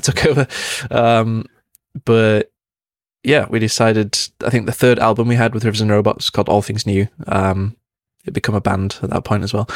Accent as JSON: {"language": "English", "town": "Manchester", "region": "North West England", "country": "United Kingdom", "tie": "born or raised there", "said": "Growing up in Manchester is a big music city"}